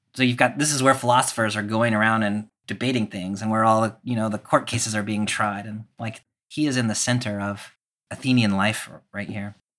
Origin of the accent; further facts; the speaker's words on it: the South, United States; growing up in the South